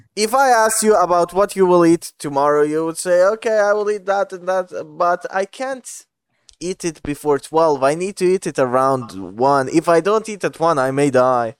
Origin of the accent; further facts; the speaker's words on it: Bosnia & Herzegovina; English is a second language; I'm from Bosnia.